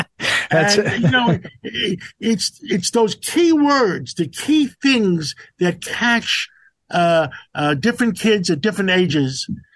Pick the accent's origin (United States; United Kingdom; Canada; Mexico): United States; New York City, New York; When I grew up in Harlem on 135th Street